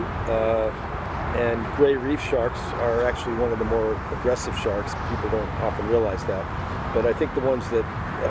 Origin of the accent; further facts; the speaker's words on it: Boston, Massachusetts, United States; moved away; also born or lived in Hawaii; I'm from Boston